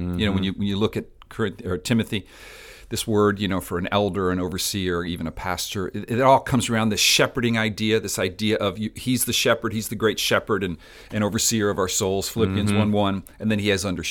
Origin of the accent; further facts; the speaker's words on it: Spain; now in South Florida, United States; I'm from Spain, islands from the islands, St. Vincent's, Barbados.